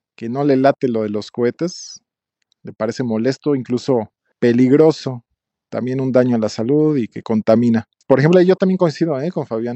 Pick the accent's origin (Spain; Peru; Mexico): Mexico; me identifico como mexicano